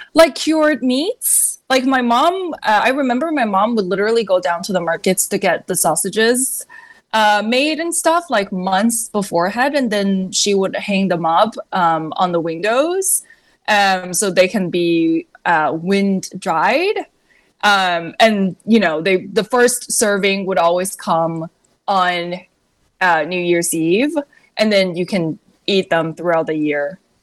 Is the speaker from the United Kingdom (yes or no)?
no; China; moved away as an adult; also born or lived in New York, United States; now in United States; when I was growing up in China